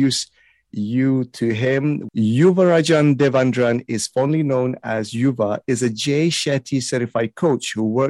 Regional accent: Malaysia; I was born in Malaysia, I grew up in Malaysia

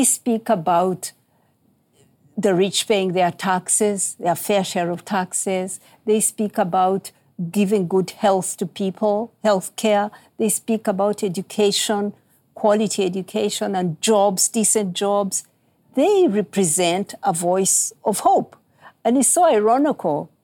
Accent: Uganda; where I come from, I'm from Uganda in East Africa.

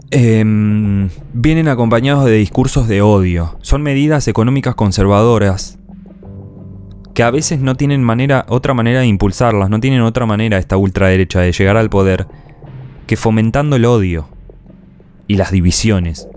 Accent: Argentina; En mi país hay. En Argentina hay

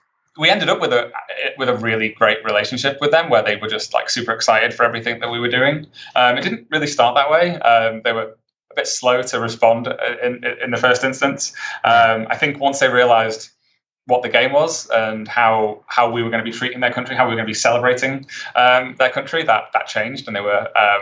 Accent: United Kingdom; I think I'm British.

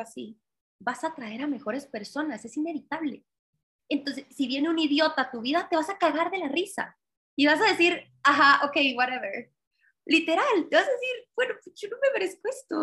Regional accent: Guatemala; no hay guatemaltecas como yo, porque no hay mujeres referentes en mi país

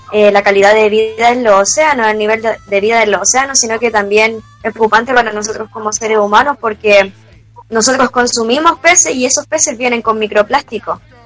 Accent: Chile; en nuestra realidad como chilenos

